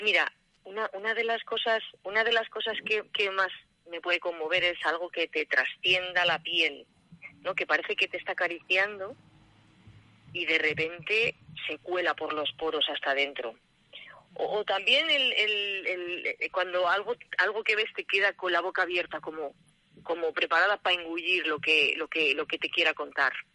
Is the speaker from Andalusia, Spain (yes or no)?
no; Valladolid, Castile and León, Spain; Soy de Valladolid